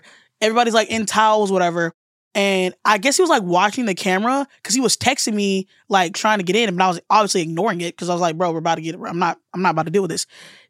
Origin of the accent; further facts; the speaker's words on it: Alabama, United States; because I'm from the South and from Alabama.